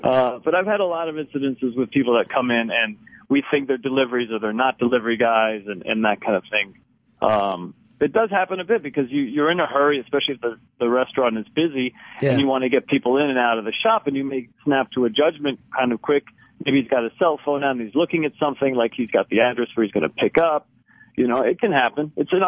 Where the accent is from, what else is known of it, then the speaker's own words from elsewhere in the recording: Cyprus; Right, I'm from Cyprus, Cypriot.